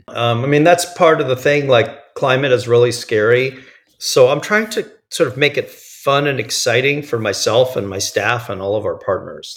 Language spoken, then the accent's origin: English; New York area, United States; moved away as an adult; now in California, United States; I grew up in the New York area